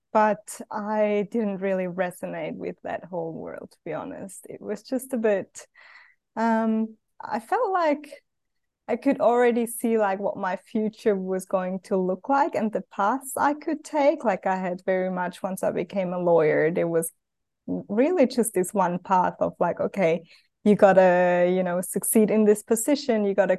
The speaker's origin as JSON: {"language": "English", "country": "Switzerland", "tie": "born or raised there", "second_language": "English", "said": "I grew up in Switzerland, a lot of people from my hometown where I grew up had taken a sabbatical to go and travel, and I never did."}